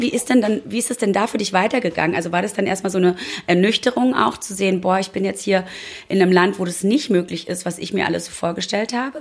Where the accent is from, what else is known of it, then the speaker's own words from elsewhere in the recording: East Germany, Germany; ich bin auch gebürtiger DDR-Bürger